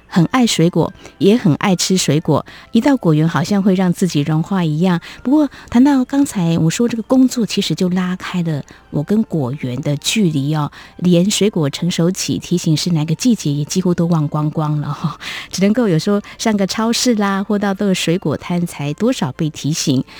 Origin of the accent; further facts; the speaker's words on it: Yunlin County, Taiwan; 我是在云林的乡下长大